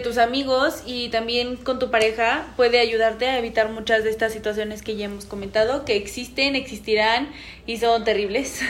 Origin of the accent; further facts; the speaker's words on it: State of Mexico, Mexico; nosotros somos de Estado de México